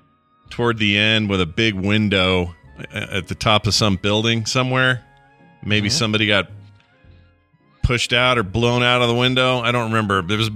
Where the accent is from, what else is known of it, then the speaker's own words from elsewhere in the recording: Canada; all a boot since I'm Canadian.